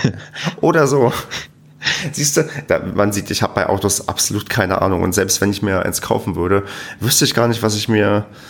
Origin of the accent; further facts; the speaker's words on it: Germany; wir Deutschen